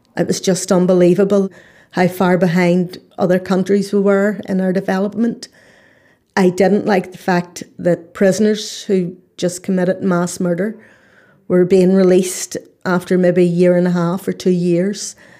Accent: Northern Ireland, United Kingdom; I'm from Northern Ireland.

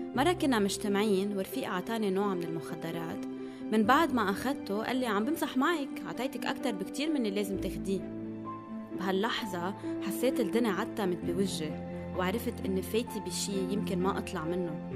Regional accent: Beirut, Beirut Governorate, Lebanon; also born or lived in South Lebanon; من الجنوب آه بس خلقت وربيت آه، ببيروت

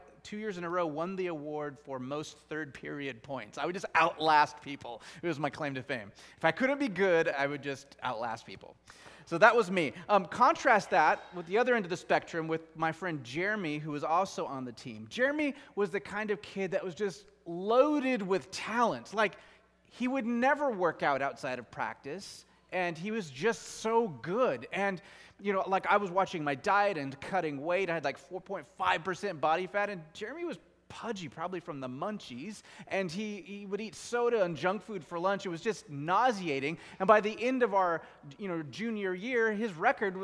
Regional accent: Gig Harbor, Washington, United States; I grew up in the Gig Harbor area, and I went to Peninsula High School

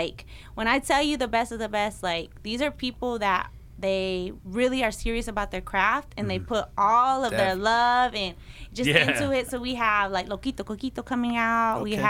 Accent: Mesquite, Texas, United States; I grew up in Mesquite, Texas. When I grew up in Mesquite, there wasn't a lot of Hispanic people.

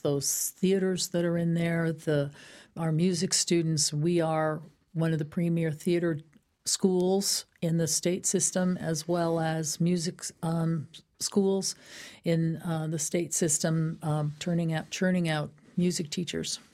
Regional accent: Danbury, Connecticut, United States; I am a native to Danbury. This is my hometown.

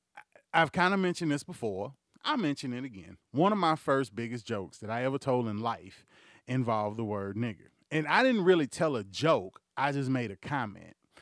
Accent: Houston, Texas, United States; also born or lived in Bryan, Texas / Lake Charles, Louisiana; I was born and raised in Houston, motherfucking Texas. I was raised and grown up in Bryan, motherfucking Texas, and in Lake Charles, Louisiana

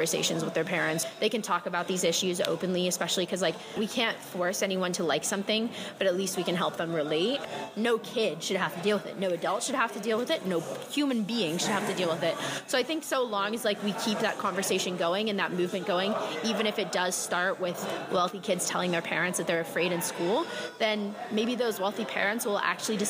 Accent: Jacksonville, Florida, United States; moved away as an adult; now in Miami, United States; I'm from Jacksonville, Florida, but I live in Miami for college

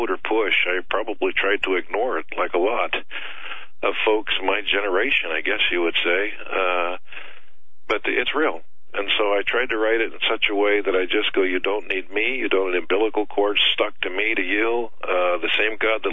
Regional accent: Nebraska, United States; I was born in Nebraska

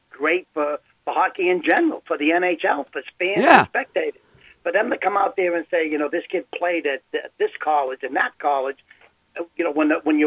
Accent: Melrose, Massachusetts, United States; I'm a Melrose guy

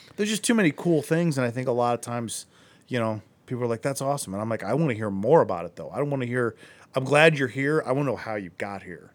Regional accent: Akron, Ohio, United States; I grew up in Akron

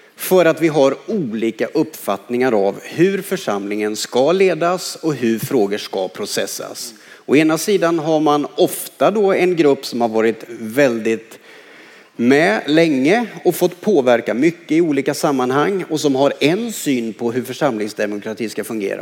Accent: Karlskoga, Örebro County, Sweden; när jag växte upp i Karlskoga

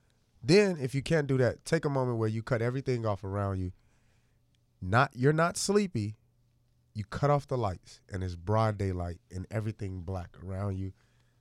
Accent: Chicago, Illinois, United States; I'm 25 from Chicago.

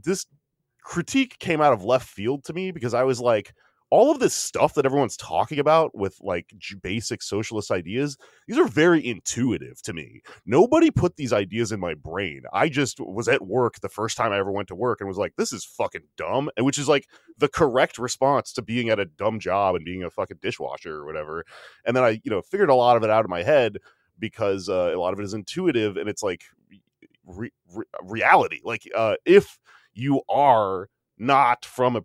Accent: Texas, United States; I'm from Texas and I don't speak Spanish

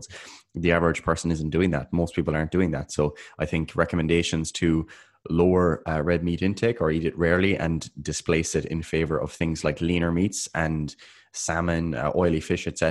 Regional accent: Ireland; we're Irish

